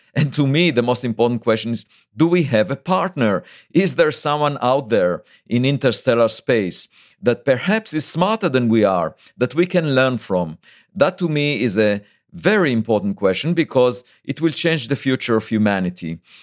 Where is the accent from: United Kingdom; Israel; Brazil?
Israel; moved away as an adult; now in United States; I was born in Israel, and there is obligatory military service